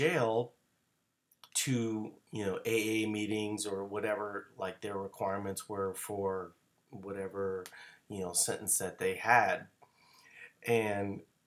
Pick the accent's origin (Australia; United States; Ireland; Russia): United States; New Orleans, Louisiana; moved away; I'm originally from New Orleans